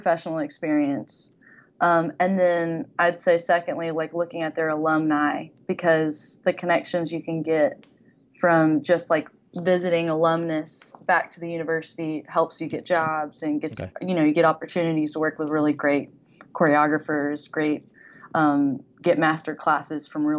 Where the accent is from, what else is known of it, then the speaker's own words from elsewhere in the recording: Shreveport, Louisiana, United States; moved away as an adult; now in Dallas, United States; I'm from Shreveport, Louisiana